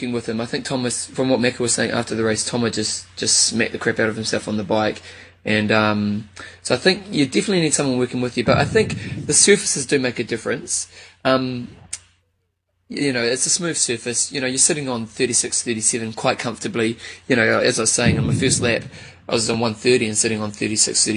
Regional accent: New Zealand; I'm from New Zealand

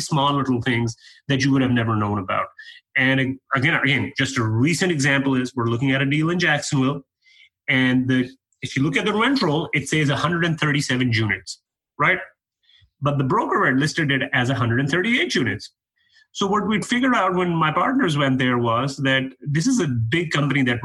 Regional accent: Canada; moved away as an adult; now in United States; I'm a Canadian guy. I moved down to the U.S. 3 years ago

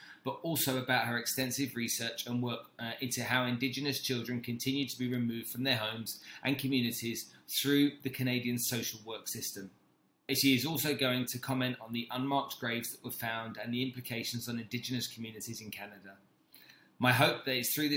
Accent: United Kingdom; being British

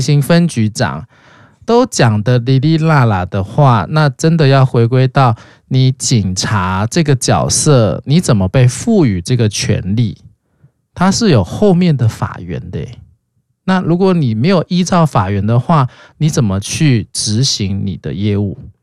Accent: Taiwan; 所以我们本来就是在威权国家长大的嘛

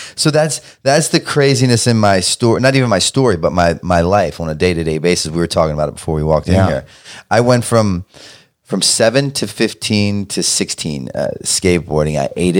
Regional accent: Baltimore, Maryland, United States; Because I'm from Baltimore.

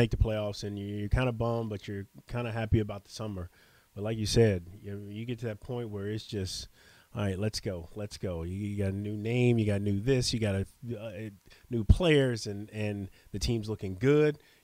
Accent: Longview, Texas, United States; moved away as an adult; also born or lived in Houston, Texas; now in New Orleans, United States; here I am at 43 from Longview, Texas

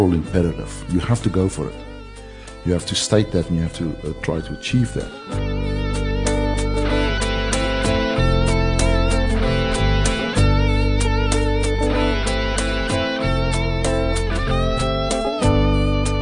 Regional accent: Brakpan, Gauteng, South Africa; also born or lived in northern Transvaal, South Africa; now in Vancouver, Canada; then we moved to the one of the most advanced cities in the world, Brakpan, on the East Rand, and then I went to school there and to university

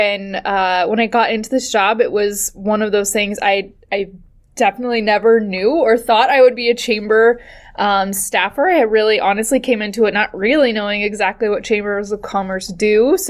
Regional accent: Kansas City, Missouri, United States; moved away as an adult; now in Eugene, United States; I'm from the Midwest. I grew up in Kansas City

